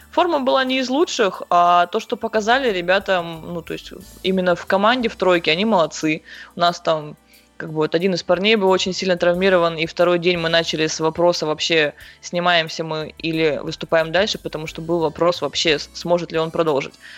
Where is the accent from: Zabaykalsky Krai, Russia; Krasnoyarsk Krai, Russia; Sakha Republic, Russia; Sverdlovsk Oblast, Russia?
Krasnoyarsk Krai, Russia; Krasnoyarsk; я из Красноярска, здесь родилась и здесь же, собственно, живу